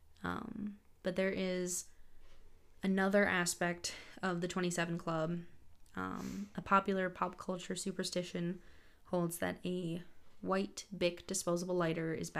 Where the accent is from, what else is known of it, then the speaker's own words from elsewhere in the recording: United States; I'm so American